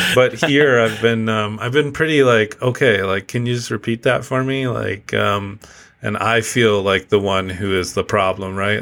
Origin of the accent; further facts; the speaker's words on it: Midwest, United States; moved away as an adult; now in Canada; I was from the Midwest, which was predominantly, um, white Dutch people